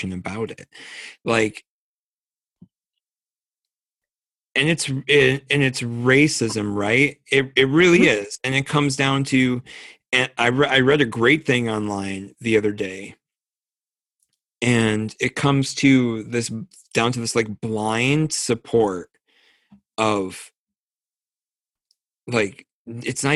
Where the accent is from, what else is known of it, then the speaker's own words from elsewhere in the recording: United States; I'm an American.